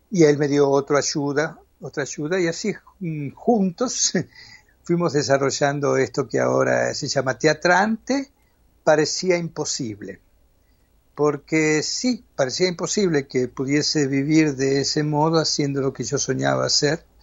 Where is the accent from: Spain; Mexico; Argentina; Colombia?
Argentina; moved away; Mira, aquello que alguna vez, yo salí de Argentina en el 81, y aquello que alguna vez fue una, un dolor